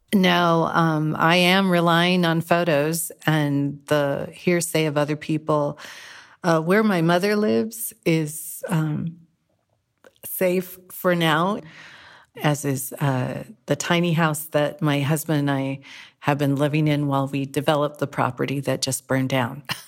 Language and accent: English; Whittier, California, United States; now in Greenville, United States; I'm from Whittier, California, that suffered an earthquake in 1987